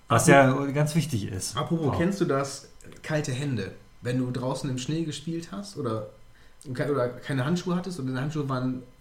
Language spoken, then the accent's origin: German; Lower Saxony, Germany; ja, ich komme nicht aus Emden, nee, aber aus dem Friesland.